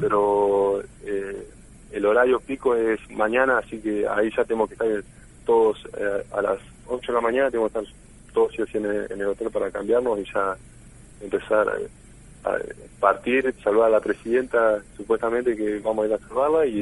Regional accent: Argentina; que somos los argentinos

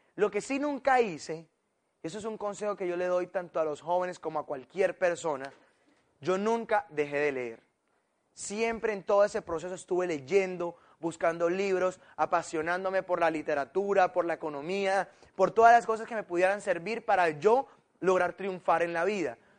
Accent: Colombia

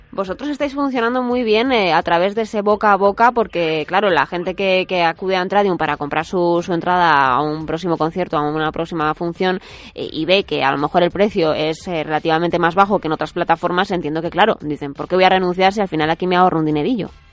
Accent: Madrid, Community of Madrid, Spain; Yo, yo que soy de Madrid

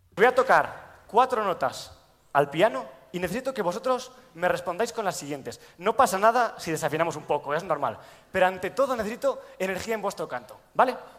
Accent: Soria, Castile and León, Spain; moved away as an adult; now in Madrid, Spain; yo soy de Soria y llegué aquí a Madrid a estudiar arquitectura y había hecho piano en Soria

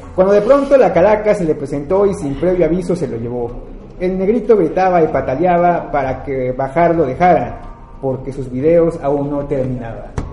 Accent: Xalapa, Veracruz, Mexico; now in Mexico City, Mexico; yo viviendo en CDMX pues sí, o sea, de Jalapa, luego, luego me empezaban a decir que hablaba como lanchero, o que vendía almejas, o ese tipo de cuestiones, porque venía de Veracruz

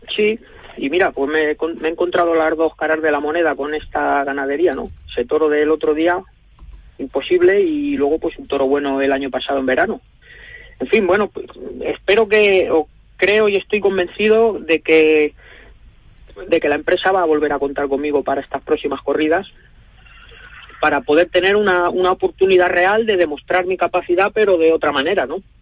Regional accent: Guadalajara, Castilla-La Mancha, Spain; poder volver a mi tierra

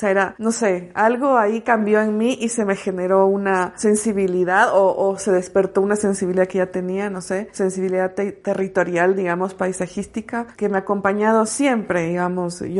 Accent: Quito, Pichincha, Ecuador; also born or lived in Guayaquil; mi madre, mi hermana y yo nos mudamos de Guayaquil a Quito, recuerdo con mucha claridad haberme sentido muy arrobada por el paisaje. Me, me conmocionó, yo era muy chica, tenía 8 o 9 años

